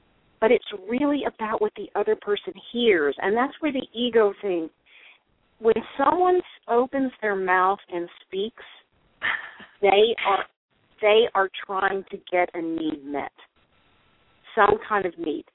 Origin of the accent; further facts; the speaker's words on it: Texas, United States; I was raised in Texas